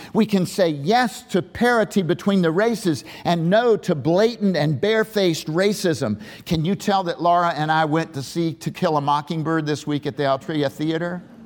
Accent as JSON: {"language": "English", "town": "Waynesboro", "region": "Virginia", "country": "United States", "tie": "born or raised there", "also_born_or_lived": "Richmond", "said": "born in Waynesboro at the western base of the 2,400 foot Afton Mountain"}